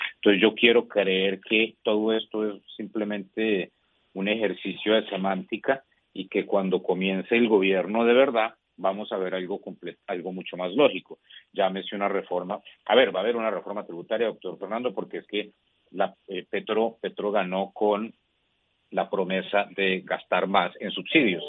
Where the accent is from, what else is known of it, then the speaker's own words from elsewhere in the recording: Colombia; como colombiano